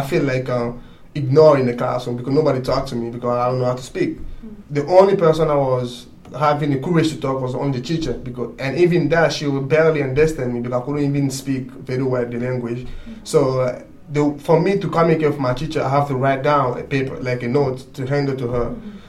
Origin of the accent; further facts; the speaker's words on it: Guinea; English is a second language; moved away; I'm originally come from Guinea. It's in the West Africa country. When I came, I didn't know any English at all.